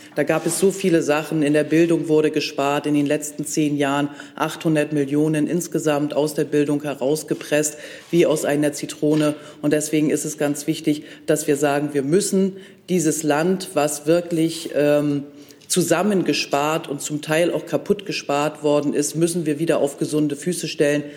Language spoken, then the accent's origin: German; Mecklenburg-Vorpommern, Germany; dass ich aus einem wunderschönen Bundesland komme, äh, aus dem schönsten Bundesland überhaupt, Mecklenburg-Vorpommern